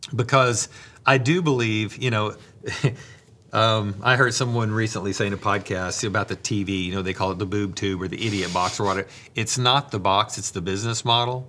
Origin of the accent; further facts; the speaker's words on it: Bible Belt South, United States; growing up in the Bible Belt South